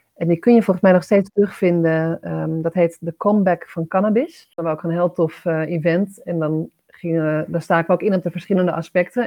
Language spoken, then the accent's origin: Dutch; Amsterdam, North Holland, Netherlands; also born or lived in Bussum; we komen allebei wel uit Amsterdam